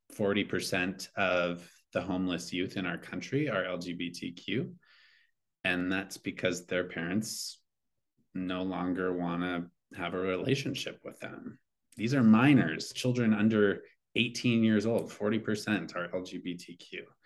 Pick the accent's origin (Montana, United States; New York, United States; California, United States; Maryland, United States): Montana, United States; Eastern; moved away; growing up in Eastern Montana